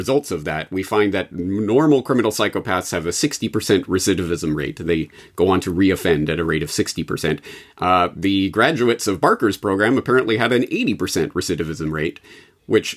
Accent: Canada; as a Canadian

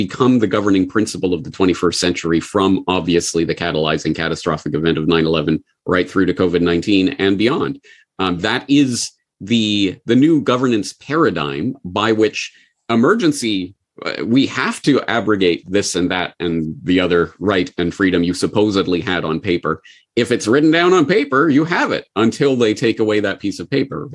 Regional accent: Canada; moved away as an adult; also born or lived in Japan; I'm Canadian

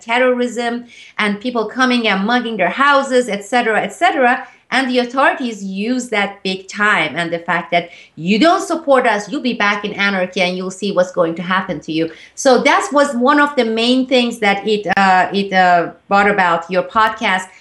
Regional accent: Turkey; moved away; growing up in Turkey

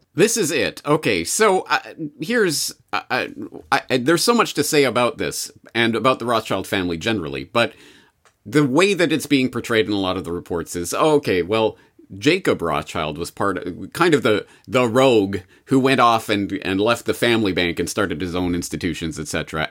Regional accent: Canada; as a Canadian

